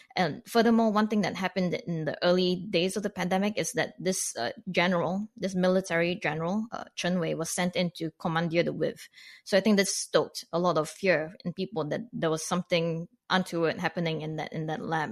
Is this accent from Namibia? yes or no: no; Canada; as a non-American, as a Canadian looking in on this